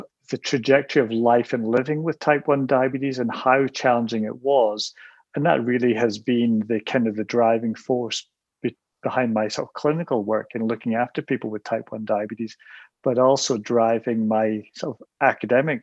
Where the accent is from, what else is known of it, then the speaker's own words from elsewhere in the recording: United Kingdom; moved away as an adult; now in Canada; I'm not from Canada. I grew up in the UK and I did my medical training there